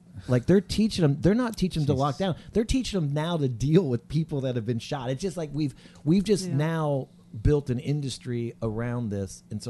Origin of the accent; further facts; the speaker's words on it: Texas, United States; moved away; also born or lived in the South; I grew up in Texas